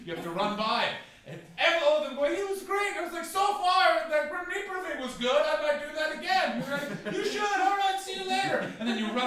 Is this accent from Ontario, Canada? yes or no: yes; near Carp, Ontario, Canada; also born or lived in Montreal; now in London, United Kingdom; I'm visiting from Carp, Ontario, which is a town that's next to the town that I grew up